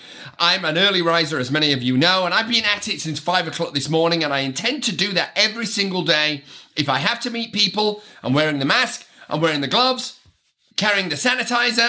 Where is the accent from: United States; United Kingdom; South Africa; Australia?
United Kingdom; I am British